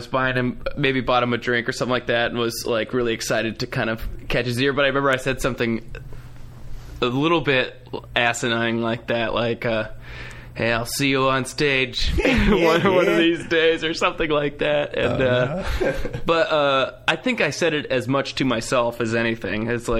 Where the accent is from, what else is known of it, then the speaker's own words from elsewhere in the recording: Ohio, United States; now in Los Angeles, United States; I visited my hometown in Ohio, which is great. My brothers and sisters are there.